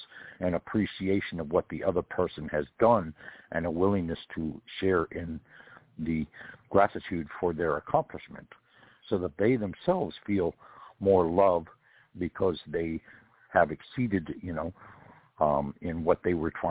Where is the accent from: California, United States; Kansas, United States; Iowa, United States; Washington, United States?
California, United States; I come from California, and California back in the time that I was born